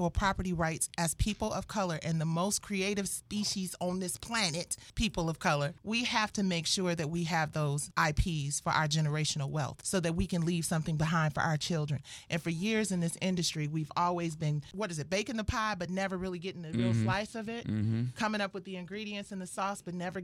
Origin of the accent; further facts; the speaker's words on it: Detroit, Michigan, United States; I'm from Detroit